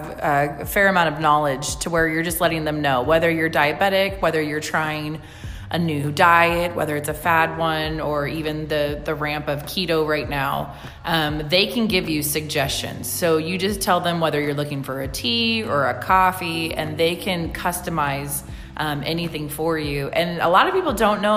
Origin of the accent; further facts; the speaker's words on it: Visalia, California, United States; Born and raised in Visalia